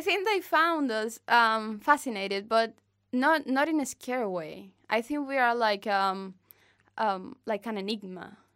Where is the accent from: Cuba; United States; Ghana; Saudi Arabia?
Cuba; Havana; English is a second language; I'm from Havana. I have lived in three neighborhoods of Havana.